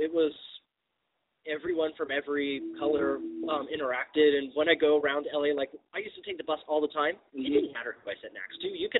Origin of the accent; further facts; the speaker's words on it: Temple City, California, United States; I grew up in Temple City.